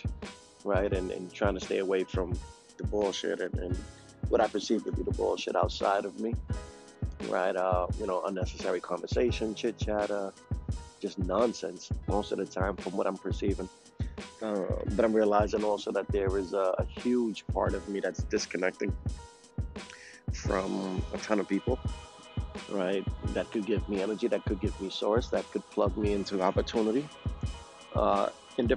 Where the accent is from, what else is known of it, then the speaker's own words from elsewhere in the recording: New York City, New York, United States; moved away; I'm from New York City, Brooklyn, New York